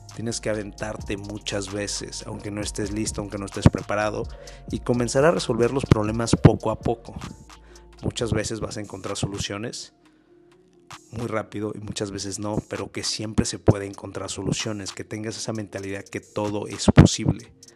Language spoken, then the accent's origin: Spanish; Mexico; para nosotros como mexicanos